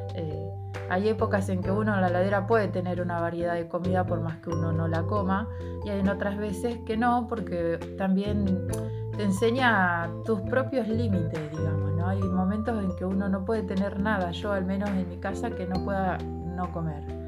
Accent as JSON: {"language": "Spanish", "town": "Ramallo", "region": "Buenos Aires Province", "country": "Argentina", "said": "en mi pueblo, Ramallo"}